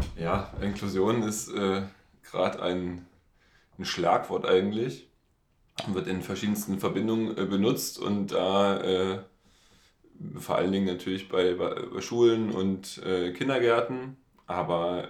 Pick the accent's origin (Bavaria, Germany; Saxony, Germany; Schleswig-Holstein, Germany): Saxony, Germany; Dresden; ich komme aus Dresden